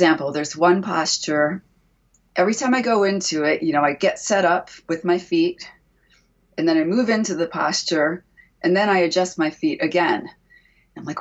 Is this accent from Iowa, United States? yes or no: no; Maryland, United States; also born or lived in Washington, D.C. / Philadelphia / Oakland / Tucson; now in Morongo Valley, United States; I grew up in Maryland, right outside of Washington.